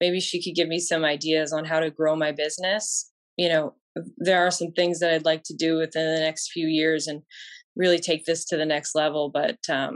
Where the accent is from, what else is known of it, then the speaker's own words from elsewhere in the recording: Windsor, Ontario, Canada; I'm from Windsor